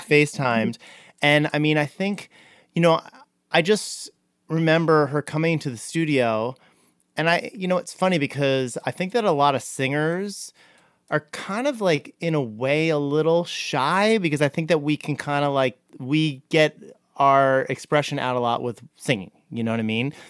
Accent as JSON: {"language": "English", "region": "New Jersey", "country": "United States", "tie": "born or raised there", "said": "I grew up in Jersey"}